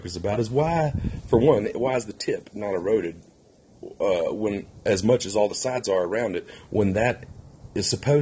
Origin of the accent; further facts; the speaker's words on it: Mississippi, United States; now in Wheat Ridge, United States; I'm from Mississippi. I live in Wheat Ridge, Colorado now.